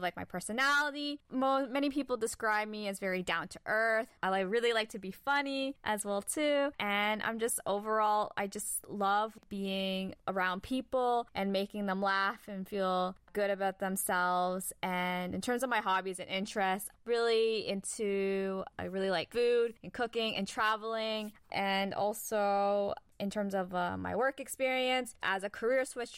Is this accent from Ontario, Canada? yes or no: yes; Toronto, Ontario, Canada; I was born and raised in Toronto, Canada.